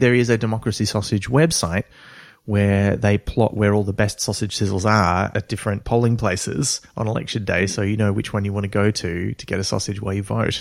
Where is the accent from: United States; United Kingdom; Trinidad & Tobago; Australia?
Australia; like me, being Australian